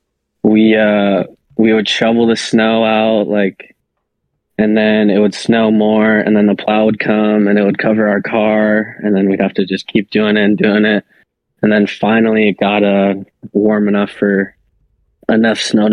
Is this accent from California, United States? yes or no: yes; Santa Cruz, California, United States; I'm 21 years old, born and raised in Santa Cruz, California